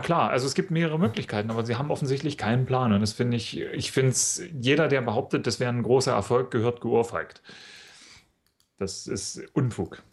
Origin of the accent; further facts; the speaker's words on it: in the Harz, Saxony-Anhalt, Germany; moved away as an adult; now in Munich, Germany; ich komme ja aus Sachsen-Anhalt